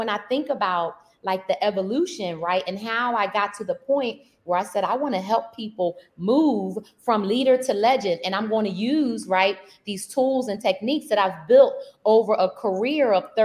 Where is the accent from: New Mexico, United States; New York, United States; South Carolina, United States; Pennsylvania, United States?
Pennsylvania, United States; Philadelphia; I grew up in Philadelphia, and I grew up in a, I say a fighting town